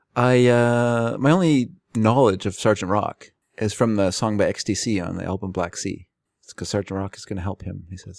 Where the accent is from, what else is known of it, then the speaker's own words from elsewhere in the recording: United States; also born or lived in Fraser Valley, British Columbia, Canada; now in Canada; I'm an American